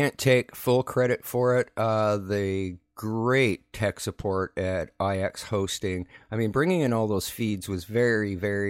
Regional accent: Saskatchewan, Canada; moved away; I'm Canadian. I don't know that stuff. And I'm from Saskatchewan originally

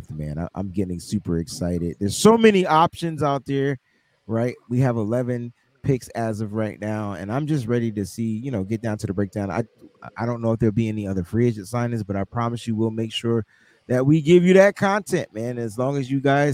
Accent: Northeast, United States; we're all from the Northeast up here

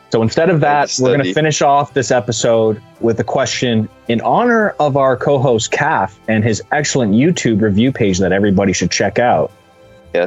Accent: Canada; as a Canadian

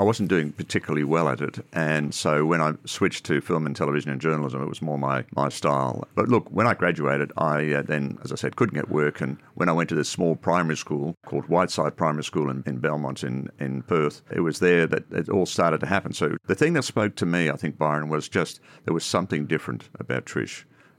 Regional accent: Ireland; now in Australia; I come from a Roman Catholic background. I come from Ireland originally. Came out in 69 to Australia and went through all the usual sort of things, continued on in my Catholic religion.

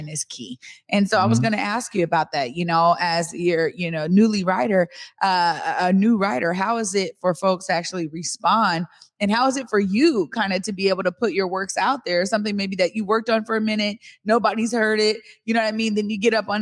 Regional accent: Seattle, Washington, United States; born or raised there

